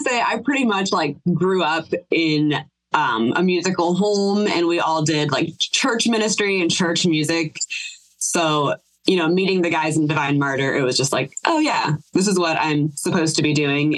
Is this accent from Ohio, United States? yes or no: yes; Mansfield, Ohio, United States; also born or lived in Akron, Ohio / Dayton, Ohio; I was born in Akron, Ohio, raised in Mansfield, Ohio